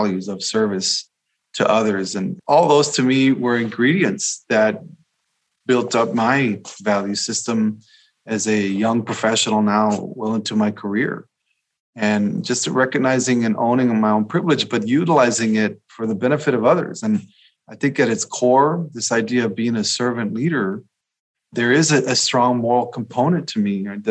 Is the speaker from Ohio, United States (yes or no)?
no; Rio Grande Valley, South Texas, United States; I grew up in South Texas in the Rio Grande Valley along the border